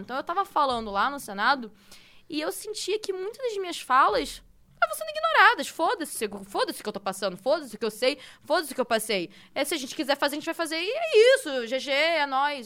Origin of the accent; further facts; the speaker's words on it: Rio de Janeiro, Brazil; now in São Paulo, Brazil; Eu sou do Rio de Janeiro, tudo bem, tô morando em São Paulo